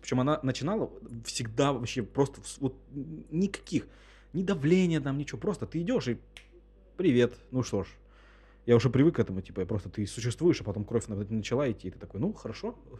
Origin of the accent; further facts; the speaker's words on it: Russia; из России